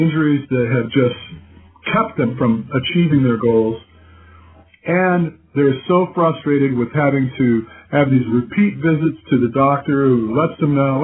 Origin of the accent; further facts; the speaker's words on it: Dearborn, Michigan, United States; moved away as an adult; also born or lived in Southgate, Michigan; I was actually born in Dearborn